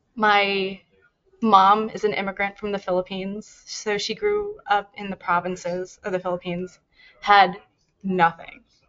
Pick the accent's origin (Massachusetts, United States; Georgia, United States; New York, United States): New York, United States; also born or lived in New Jersey; I'm from New York.